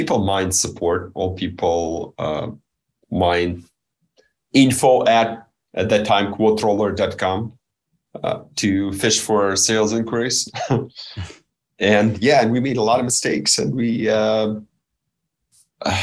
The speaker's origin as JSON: {"language": "English", "country": "Belarus", "tie": "born or raised there", "said": "I was born and raised in Belarus, which many consider a third world country"}